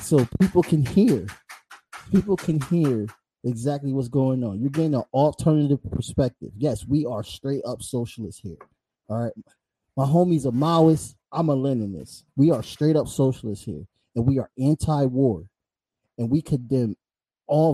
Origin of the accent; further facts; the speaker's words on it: United States; I'm American